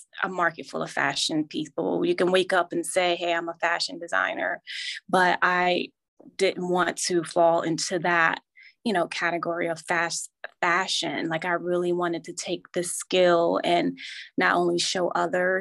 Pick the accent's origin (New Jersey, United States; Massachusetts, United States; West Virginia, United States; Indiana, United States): New Jersey, United States; now in Virginia, United States; I grew up in New Jersey, and at that time we had home economic classes.